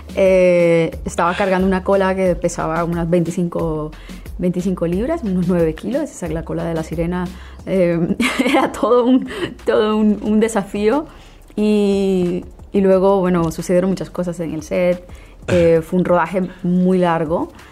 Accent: Colombian Caribbean coast, Colombia; alguien de mi tierra, de una región eh, de la, de la misma región a la que pertenecemos los dos, es la costa colombiana, el Caribe colombiano

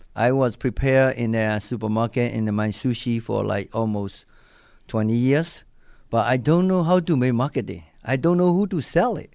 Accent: Myanmar; English is a second language; moved away as an adult; also born or lived in Japan; now in Buffalo, United States; I'm originally came from Burma, you know, like, I'm Burmese guy

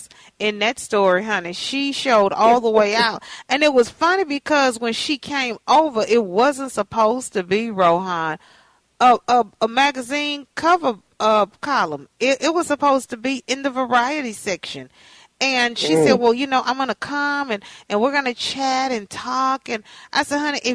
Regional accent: Texas, United States; moved away as an adult; now in Minnesota, United States; I'm from Texas.

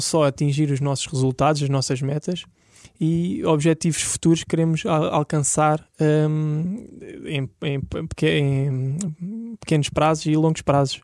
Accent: Lisbon, Portugal; Eu nasci aqui em Lisboa

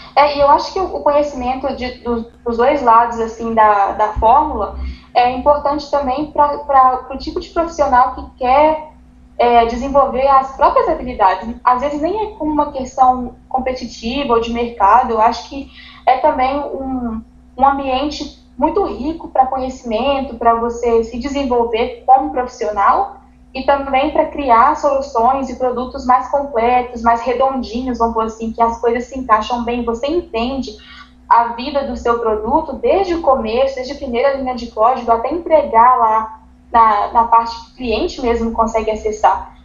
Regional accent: Contagem, Minas Gerais, Brazil; moved away as an adult; now in United States; eu sou brasileira de Minas, sou de Contagem, e eu moro nos Estados Unidos já tem 10 anos

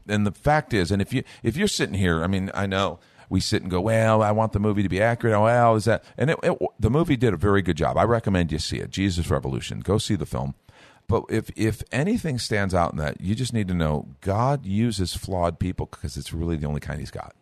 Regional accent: Chicago, Illinois, United States; I grew up in Chicago

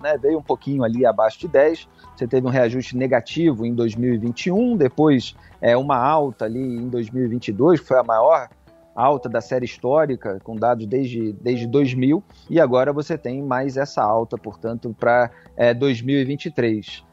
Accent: Rio de Janeiro, Brazil; eu, que sou do Rio de Janeiro

